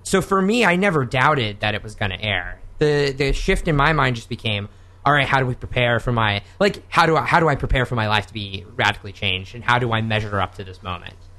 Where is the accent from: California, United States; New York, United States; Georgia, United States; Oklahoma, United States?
Oklahoma, United States; born or raised there; moved away